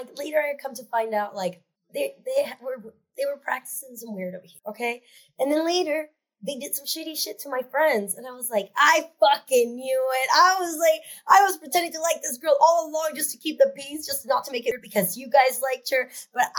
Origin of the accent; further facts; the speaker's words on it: Seattle, Washington, United States; growing up in Seattle